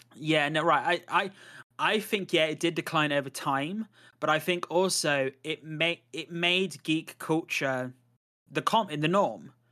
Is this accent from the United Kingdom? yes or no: yes; United Kingdom; I am British